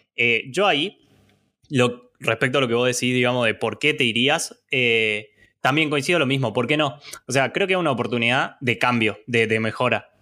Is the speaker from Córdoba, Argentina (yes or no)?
yes; Córdoba, Argentina; soy de Córdoba